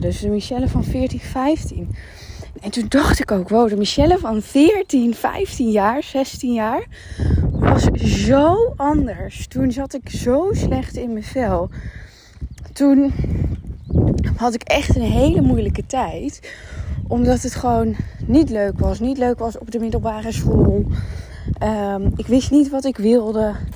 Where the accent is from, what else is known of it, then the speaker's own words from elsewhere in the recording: Netherlands; moved away as an adult; now in Dubai, United Arab Emirates; ik ben gewoon heel benieuwd om weer terug te zijn waar ik vandaan kom